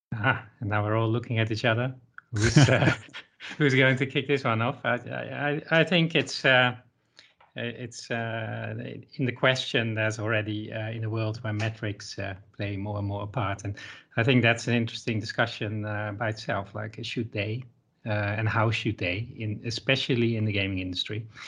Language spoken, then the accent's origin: English; Netherlands; I'm from the Netherlands